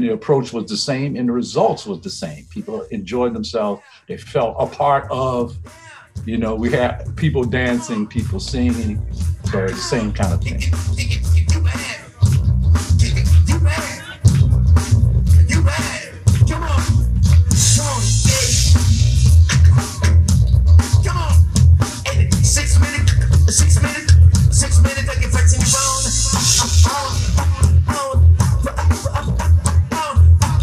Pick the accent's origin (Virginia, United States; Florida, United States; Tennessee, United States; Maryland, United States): Virginia, United States; now in New York, United States; I'm from Virginia